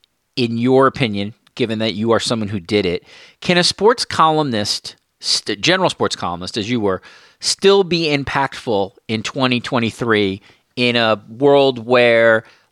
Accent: New York City, New York, United States; now in Toronto, Canada; I grew up in New York City. I now live in Toronto

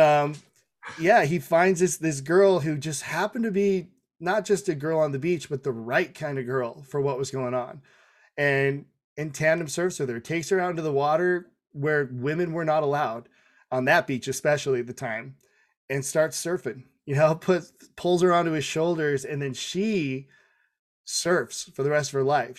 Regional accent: Tonga; I'm Tongan

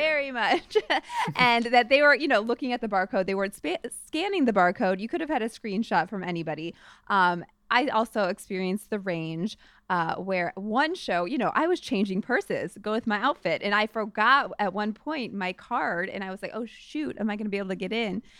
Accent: St. Louis, Missouri, United States; moved away; from my hometown of st louis

